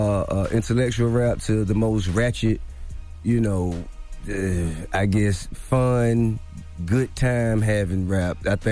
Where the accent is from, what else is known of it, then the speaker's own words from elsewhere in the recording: New York, United States; I'm an old soul for one. Plus, I grew up in New York, you know what I'm saying?